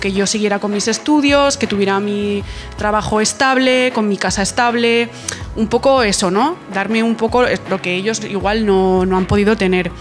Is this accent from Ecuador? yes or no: no; Pamplona, Navarre, Spain; tengo 20 años, vengo de Pamplona